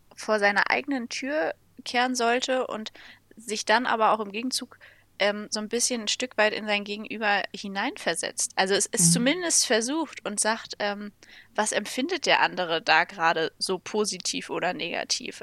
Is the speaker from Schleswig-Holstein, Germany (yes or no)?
yes; Lübeck, Schleswig-Holstein, Germany; ich bin ähm, zusammen mit meinem Bruder auf dem landwirtschaftlichen Betrieb meiner Eltern aufgewachsen